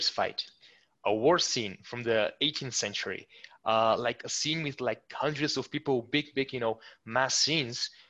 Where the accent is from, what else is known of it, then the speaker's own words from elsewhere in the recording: Plovdiv, Plovdiv Province, Bulgaria; I'm from Bulgaria originally, by the way, born and raised in a town called Plovdiv